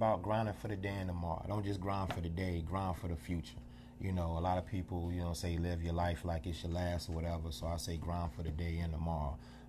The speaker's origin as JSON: {"language": "English", "town": "Greensboro", "region": "North Carolina", "country": "United States", "moved": "as an adult", "lives_now": "DMV area, United States", "said": "I collab with a lot of artists in North Carolina. I'm originally from Greensboro, North Carolina."}